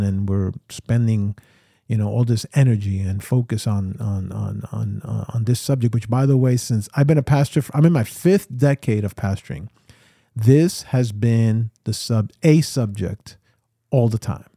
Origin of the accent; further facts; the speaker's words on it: New York City, New York, United States; I grew up here in New York City